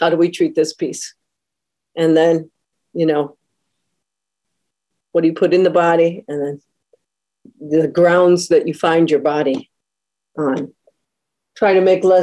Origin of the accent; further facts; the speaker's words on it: Detroit, Michigan, United States; I'm originally from the Metro Detroit area, and to grow up in Detroit in the 70s and 80s